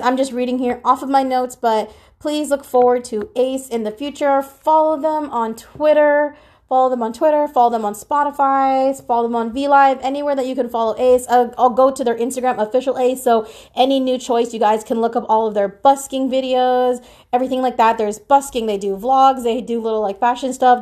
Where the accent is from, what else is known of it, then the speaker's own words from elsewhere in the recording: Philippines; I'm Filipino